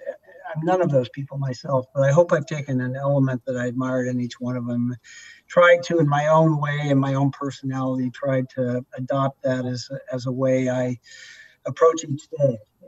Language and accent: English; Seattle, Washington, United States; a kid growing up in Seattle who just loved sports